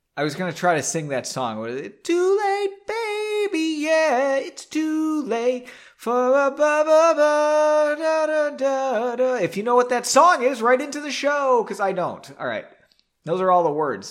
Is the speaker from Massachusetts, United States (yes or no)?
yes; Massachusetts, United States; saying a Zan makes me sound like I'm from Massachusetts, which I am